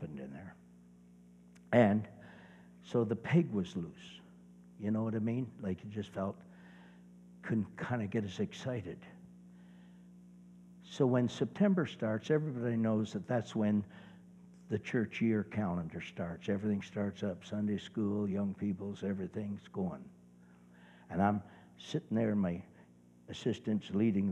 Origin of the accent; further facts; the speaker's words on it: Brampton, Ontario, Canada; also born or lived in Nova Scotia; now in Georgetown, Canada; Brampton's my hometown